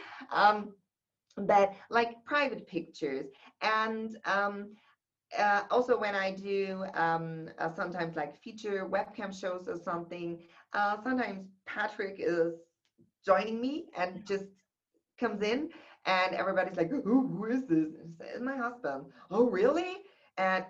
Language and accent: English; Germany; I was born in Germany